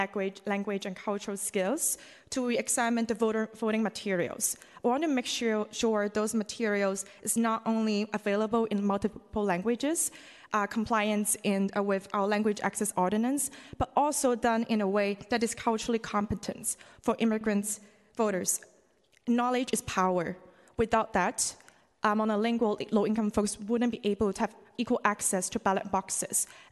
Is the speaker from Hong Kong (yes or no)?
yes; Hong Kong; moved away as an adult; also born or lived in Massachusetts; now in San Francisco, United States; I'm a non-citizen and a proud immigrant woman born and raised in Hong Kong, who moved to the U.S. for a graduate international relations program in Massachusetts